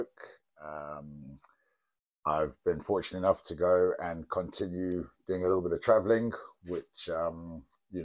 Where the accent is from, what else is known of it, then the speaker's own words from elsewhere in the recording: South Africa; now in Ealing, United Kingdom; growing up in South Africa, you're kind of encouraged to play sports